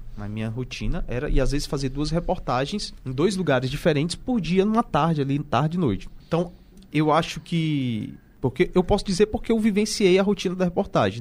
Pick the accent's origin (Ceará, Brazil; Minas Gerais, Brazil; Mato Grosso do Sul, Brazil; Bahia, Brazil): Ceará, Brazil; Aracati; eu nasci numa cidade que o rádio lá é muito forte